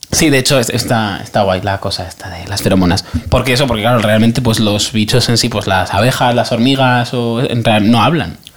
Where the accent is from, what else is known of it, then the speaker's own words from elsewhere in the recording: Aragon, Spain; Es, que somos maños.